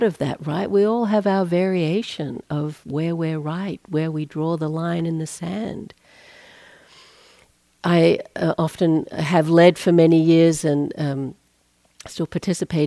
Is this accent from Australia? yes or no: yes; Australia; now in United States; I'm Australian, not a US citizen